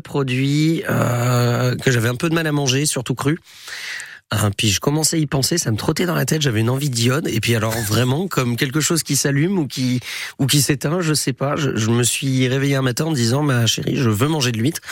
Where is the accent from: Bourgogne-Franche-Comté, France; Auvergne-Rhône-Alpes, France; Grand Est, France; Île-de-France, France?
Auvergne-Rhône-Alpes, France; Haute-Savoie; moved away; chez moi en Haute-Savoie